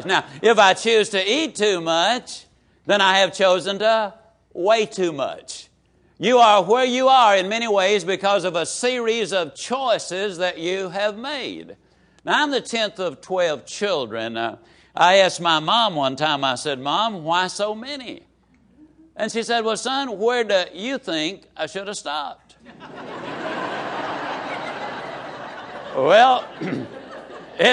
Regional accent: Yazoo City, Mississippi, United States; I can tease about my hometown

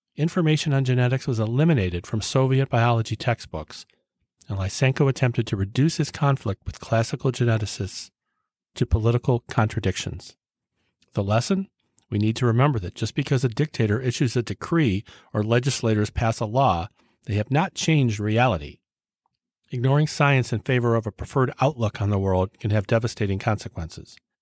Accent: United States; my lifetime as an American

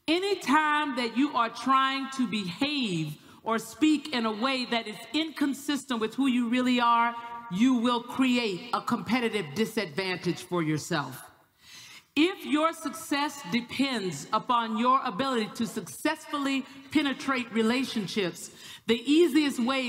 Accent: the South, United States; I'm from the South

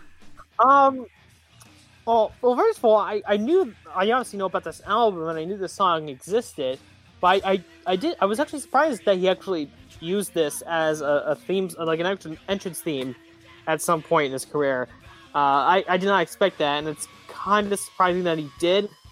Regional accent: Wilkes-Barre, Pennsylvania, United States; my hometown of, my hometown of uh, Wilkes-Barre

